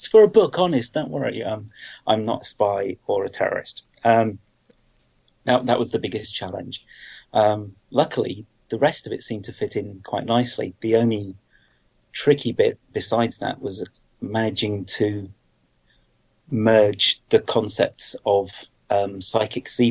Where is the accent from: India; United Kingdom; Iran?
United Kingdom; Being a Brit